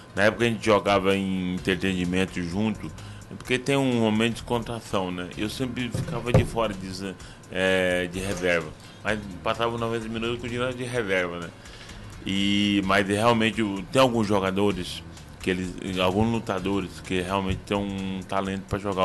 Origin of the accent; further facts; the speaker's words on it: Alto Alegre, Brazil; also born or lived in Bonito, Mato Grosso do Sul; Eu nasci em Bonito, na verdade, né? Mas vim com 8 anos de idade para cá. É, e aí Alto Alegre é minha, minha terra é onde eu cresci